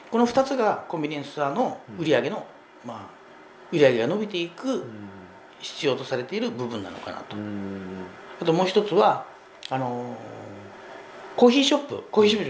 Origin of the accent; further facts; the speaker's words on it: Kyushu, Japan; 特に私九州出身なんですけどね、